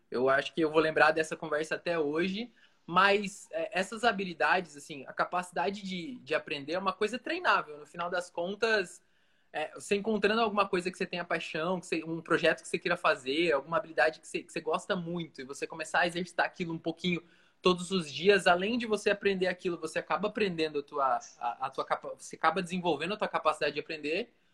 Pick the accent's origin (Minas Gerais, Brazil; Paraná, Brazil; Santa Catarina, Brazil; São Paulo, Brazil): Paraná, Brazil; Foz do Iguaçu; moved away as an adult; also born or lived in Joinville / Francisco Beltrão / Pato Branco; eu sou natural de Foz do Iguaçu, inclusive estou aqui agora visitando minha mãe de férias